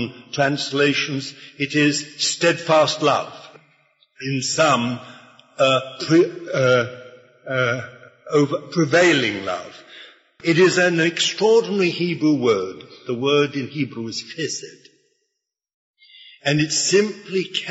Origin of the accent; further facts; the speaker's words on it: United Kingdom; I was born in Britain by basically an accident